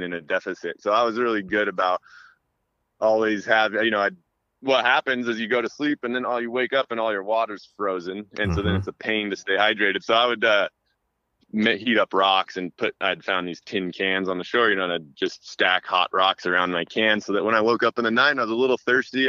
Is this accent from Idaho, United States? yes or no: yes; North Idaho, United States; moved away; also born or lived in Virginia / Russia; we grew up in North Idaho